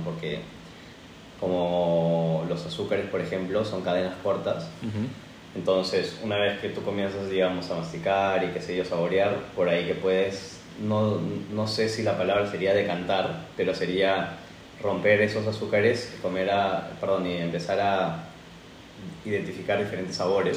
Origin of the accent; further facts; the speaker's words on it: Lima, Peru; now in Spain; Soy de Perú, de Lima, Perú.